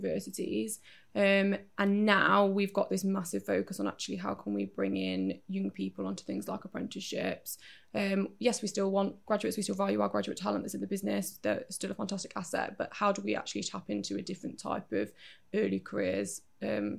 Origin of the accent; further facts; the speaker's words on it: Derby, East Midlands, United Kingdom; also born or lived in Lancashire; I was born in Lancashire, but moved to Derby when I was younger